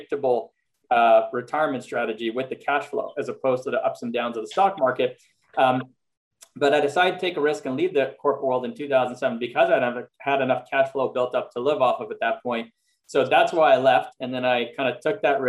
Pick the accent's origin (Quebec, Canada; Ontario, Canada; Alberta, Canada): Quebec, Canada; Montreal; moved away as an adult; also born or lived in Philadelphia, United States; now in Los Angeles, United States; I'm actually originally from Montreal, Canada. So I spent half my life in Montreal, which is where I was born and grew up